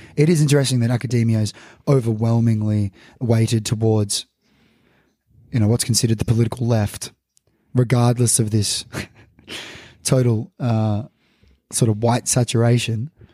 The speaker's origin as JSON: {"language": "English", "town": "Melbourne", "region": "Victoria", "country": "Australia", "tie": "born or raised there", "said": "me growing up in Melbourne"}